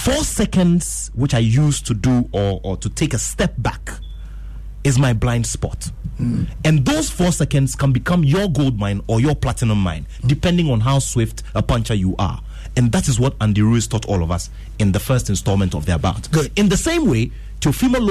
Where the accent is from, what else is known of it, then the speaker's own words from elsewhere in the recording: Ghana; I'm Ghanaian